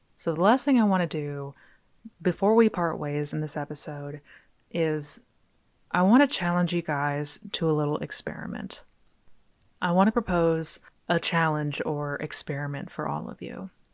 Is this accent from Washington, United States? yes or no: yes; Seattle, Washington, United States; born or raised there; now in Texas, United States